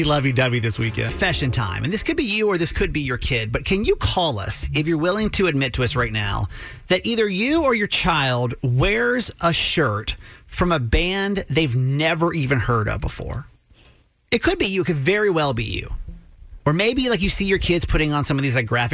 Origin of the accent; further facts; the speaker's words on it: Atlanta, Georgia, United States; now in Maryland, United States; I grew up in Atlanta